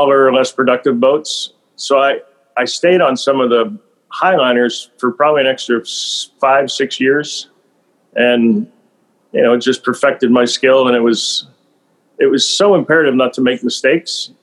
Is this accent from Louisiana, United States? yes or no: no; Western Pennsylvania, United States; as a kid, I was from Western Pennsylvania